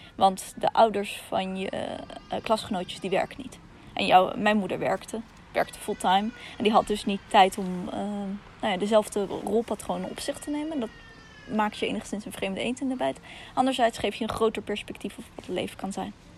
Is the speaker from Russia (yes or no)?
yes; Russia; now in Netherlands; In mijn geval Rusland